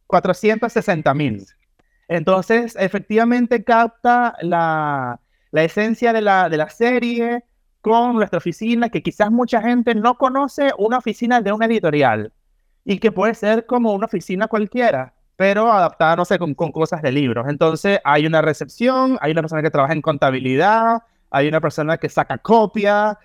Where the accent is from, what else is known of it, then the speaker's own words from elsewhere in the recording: Venezuela; moved away as an adult; now in Chile; Yo cuando chico, allá en Venezuela